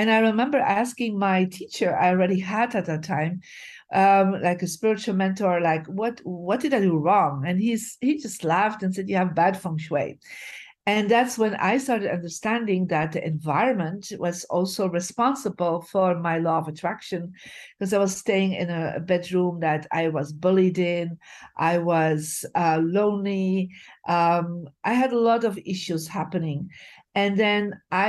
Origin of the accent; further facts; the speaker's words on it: Bruges, Flanders, Belgium; moved away; I'm originally from Belgium, from a beautiful city called Bruges. And so my journey started living in a lower class family